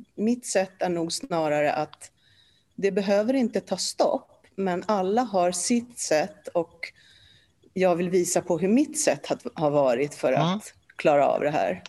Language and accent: Swedish; Stockholm, Stockholm County, Sweden; first language Polish; Swedish is a second language; also born or lived in Warsaw, Poland; now in Ingarö, Sweden; vårt första hem var i Alvik. Så därifrån har jag väl lite minnen om hur, hur jag lekte med barn på gården